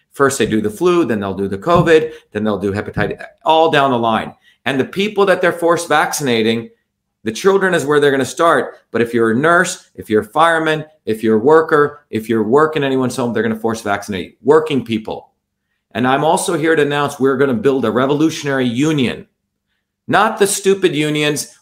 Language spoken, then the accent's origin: English; India; now in Massachusetts, United States; 40 years ago, I when I grew up in India